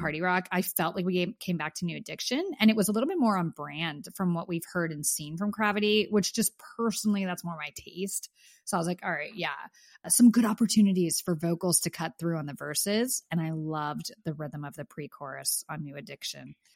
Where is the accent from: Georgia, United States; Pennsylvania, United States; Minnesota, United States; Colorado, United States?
Pennsylvania, United States; I grew up in Pennsylvania